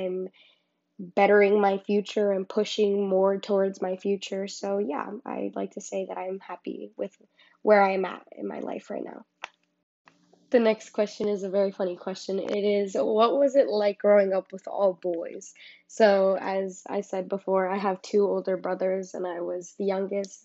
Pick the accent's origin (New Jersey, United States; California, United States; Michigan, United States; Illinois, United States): New Jersey, United States; Garfield; I'm from Garfield, because that's where I was raised.